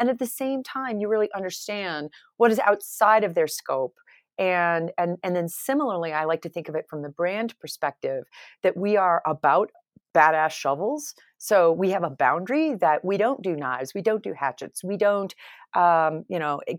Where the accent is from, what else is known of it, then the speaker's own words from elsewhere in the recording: New York, United States; I came from New York, so I can't make fun of people from New York necessarily.